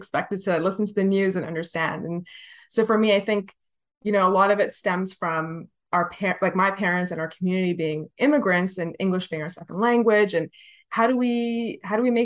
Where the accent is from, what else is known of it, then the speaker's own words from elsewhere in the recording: Toronto, Ontario, Canada; also born or lived in Scarborough; So I was born in Scarborough, but soon after, like within a year, my parents moved to the Tamil Co-op at Lansdowne and Bloor. And I loved living there.